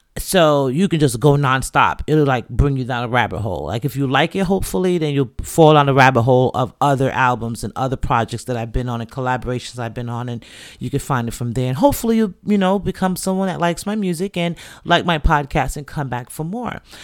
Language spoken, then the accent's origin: English; New York City, New York, United States; I was born and raised in the Bronx to two Jamaican parents.